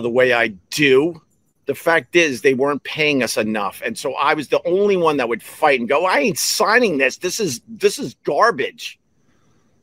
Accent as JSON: {"language": "English", "area": "Long Island", "region": "New York", "country": "United States", "tie": "born or raised there", "said": "I'm a kid from Long Island that grew up extremely poor."}